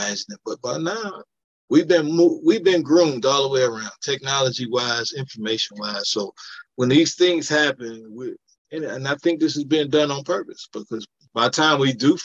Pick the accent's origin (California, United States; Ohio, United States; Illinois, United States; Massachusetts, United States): Ohio, United States; Cleveland; moved away as an adult; I'm just from Cleveland, so I got to represent for the hometown